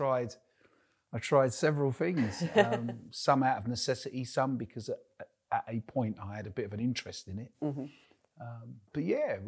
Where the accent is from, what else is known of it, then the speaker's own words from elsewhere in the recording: London, United Kingdom; moved away as an adult; now in North East England, United Kingdom; Born and bred in the East End of London